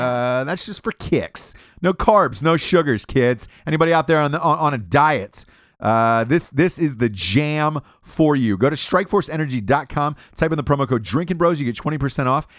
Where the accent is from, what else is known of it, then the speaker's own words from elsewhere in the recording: Atlanta, Georgia, United States; I'm from Atlanta, Georgia.